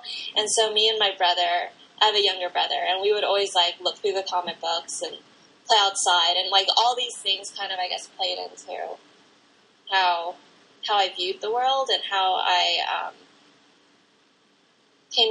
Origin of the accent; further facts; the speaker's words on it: Pasadena, California, United States; I grew up in Southern California in Pasadena